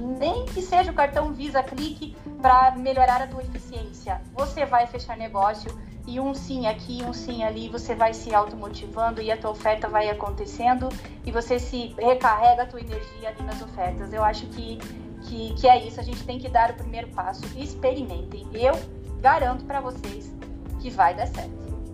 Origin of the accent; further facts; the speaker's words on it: Paraná, Brazil; accent: Paranaense; Eu sou aqui uma paranaense super raiz, né? Com um sotaque que não tem como disfarçar